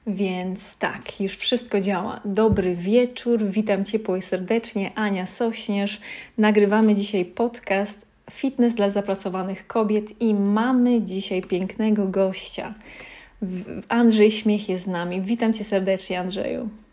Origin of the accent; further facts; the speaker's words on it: Lesser Poland, Poland; ja pochodzę z takiej małej miejscowości w Małopolsce